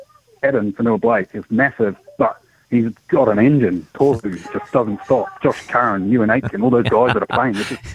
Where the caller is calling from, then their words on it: Te Awamutu, Waikato, New Zealand; Te Awa Muna, mate.